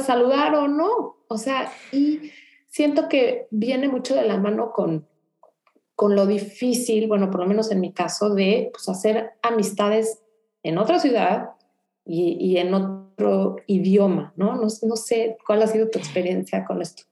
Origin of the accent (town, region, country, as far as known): Mexico City, Mexico; moved away as an adult; now in Houston, United States